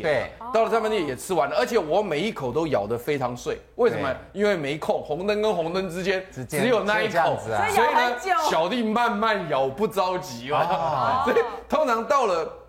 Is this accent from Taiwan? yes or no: yes; Taiwan; 他的吃法是有点像我们台湾人吃稀饭的